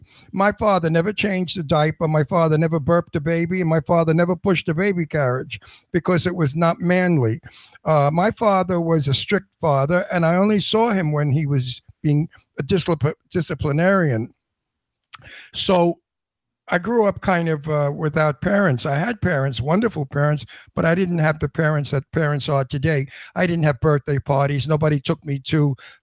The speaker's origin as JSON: {"language": "English", "town": "New York City", "region": "New York", "country": "United States", "tie": "born or raised there", "said": "I was raised in the Brooklyn Projects, the Red Hook Projects"}